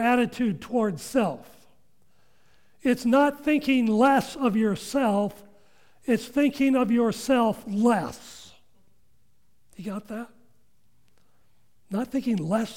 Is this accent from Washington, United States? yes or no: yes; Washington, United States; I grew up in Washington